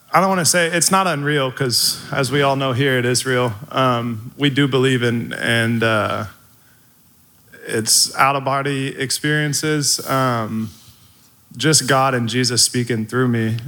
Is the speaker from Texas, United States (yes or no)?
yes; Midlothian, Texas, United States; also born or lived in DeSoto, Texas; I moved from DeSoto to Midlothian.